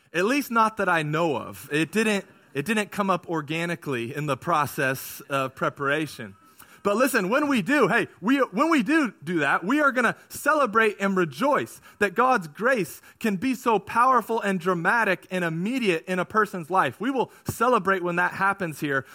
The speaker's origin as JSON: {"language": "English", "region": "California", "country": "United States", "tie": "born or raised there", "said": "I grew up in California"}